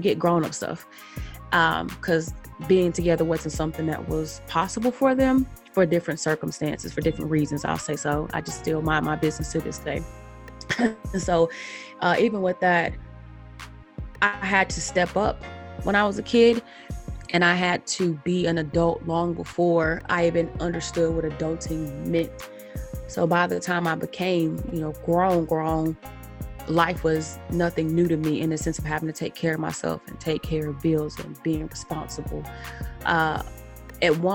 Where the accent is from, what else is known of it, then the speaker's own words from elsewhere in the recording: Charlotte, North Carolina, United States; I am from Charlotte, North Carolina